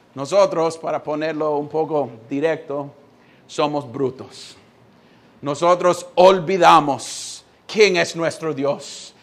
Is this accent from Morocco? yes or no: no; United States; Spanish is a second language; now in Honduras; Yo siendo gringo